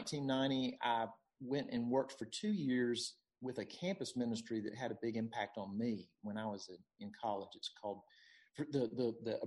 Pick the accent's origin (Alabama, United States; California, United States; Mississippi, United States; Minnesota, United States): Mississippi, United States; Jackson; moved away as an adult; also born or lived in St. Louis, Missouri; now in Greenville, United States; I'm from Jackson, Mississippi, and a family of four, have one older brother, and grew up my whole, you know, life before college in Jackson